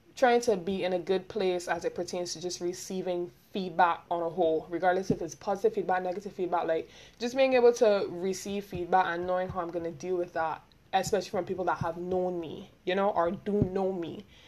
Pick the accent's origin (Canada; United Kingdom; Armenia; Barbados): Barbados; accent: Bajan; I'm from Barbados